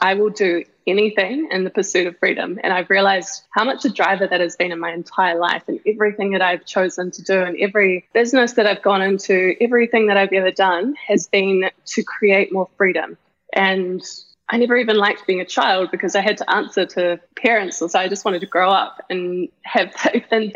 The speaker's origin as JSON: {"language": "English", "country": "New Zealand", "tie": "born or raised there", "said": "I grew up in the Pelora Sands"}